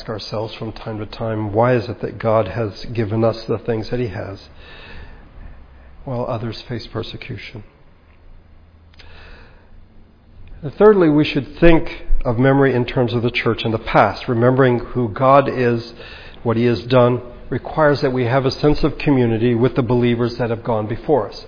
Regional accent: United States; as Americans

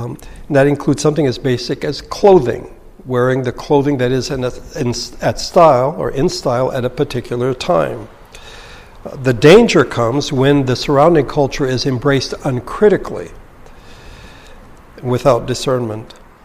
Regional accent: Philippines; English is a second language; I was raised in the Philippines, and so there's a Filipino aspect to the culture I have. But I was raised in the mountains with a cultural minority, but we spoke the language of the lowlanders.

